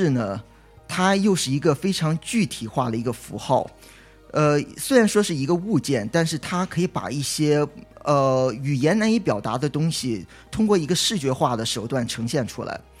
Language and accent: Chinese; China; now in Los Angeles, United States; 那我就纳闷了，我就觉得那我们中国人在这里都不读书吗？后来我就去想，那我们现在就是中国人，就是往国外跑的也越来越多